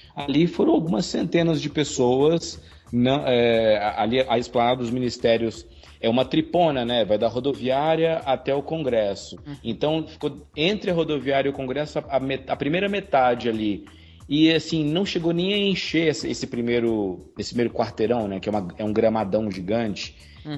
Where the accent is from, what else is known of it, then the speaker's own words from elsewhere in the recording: Brazil; Nós, brasileiros